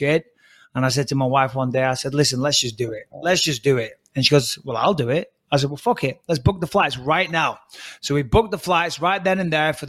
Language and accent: English; England, United Kingdom; moved away as an adult; I come from England.